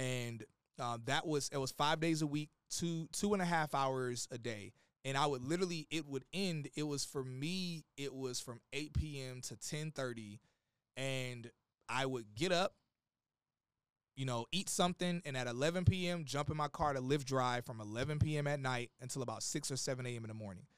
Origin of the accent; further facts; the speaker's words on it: Atlanta, Georgia, United States; also born or lived in Gary, Indiana; now in Miami, United States; I lived in Atlanta most of my life, so I'm, I'm a Georgia boy